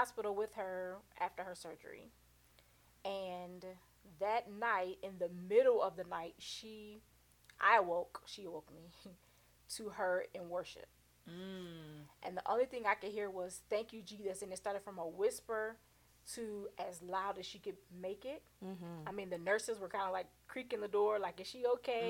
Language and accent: English; Illinois, United States; my hometown of Illinois